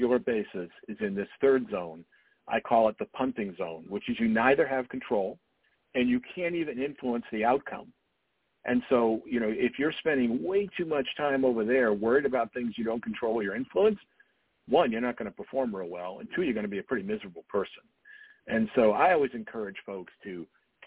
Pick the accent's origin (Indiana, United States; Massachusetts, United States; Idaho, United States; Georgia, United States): Massachusetts, United States; Dartmouth; I grew up in Dartmouth, Massachusetts, which is a pretty small community in southeastern Massachusetts.